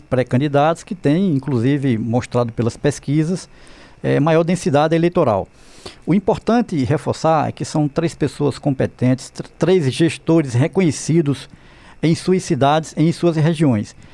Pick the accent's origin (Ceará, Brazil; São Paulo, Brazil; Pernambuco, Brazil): Pernambuco, Brazil